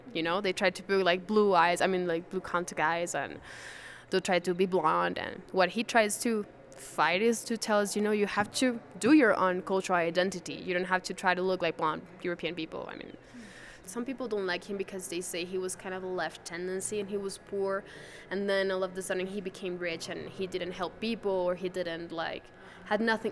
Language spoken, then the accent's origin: English; Venezuela; now in Quito, Ecuador; I'm from Venezuela, actually.